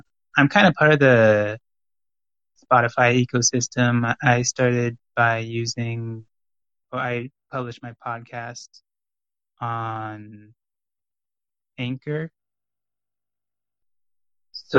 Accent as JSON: {"language": "English", "region": "California", "country": "United States", "tie": "born or raised there", "said": "we grew up in California"}